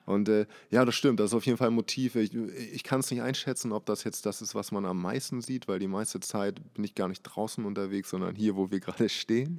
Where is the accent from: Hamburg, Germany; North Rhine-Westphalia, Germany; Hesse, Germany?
Hamburg, Germany; gebürtig aus Hamburg, aber äh, nicht aus der Bahnbronx. Eher außerhalb hier in Langhorn aufgewachsen